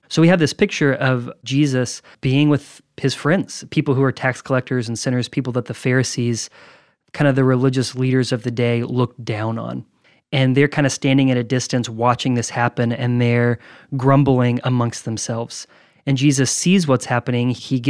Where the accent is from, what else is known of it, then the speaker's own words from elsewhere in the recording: Nashville, Tennessee, United States; from East Nashville.